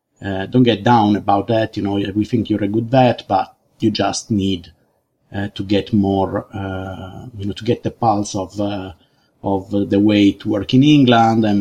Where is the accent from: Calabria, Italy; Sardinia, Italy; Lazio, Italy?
Sardinia, Italy; moved away as an adult; now in United Kingdom; I'm from Sardinia in Italy.